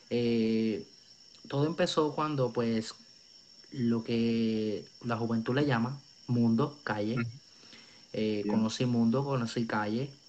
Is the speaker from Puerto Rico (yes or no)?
yes; Río Piedras, Puerto Rico; Eh, soy nacido y criado en Puerto Rico. Eh, nací en Río Piedras, tengo la edad de 21 años